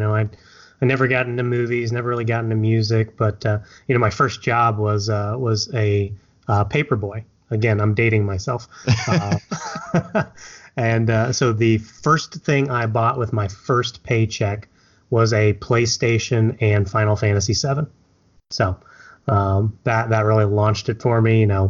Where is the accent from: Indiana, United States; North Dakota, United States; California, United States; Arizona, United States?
Indiana, United States; Indianapolis; also born or lived in Japan; So, I was actually a Navy brat, so I was born in Japan, but moved over here to the States with my mother while she was in the Navy. So I moved around a lot as a kid. But ultimately, settled here in Indianapolis, which is currently my home